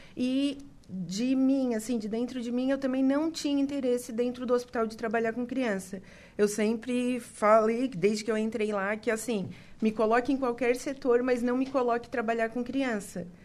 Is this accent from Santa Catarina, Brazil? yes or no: yes; Criciúma, Santa Catarina, Brazil; moved away as an adult; A minha família é de Criciúma, né? Eu sou de Criciúma, moro aqui há sete anos.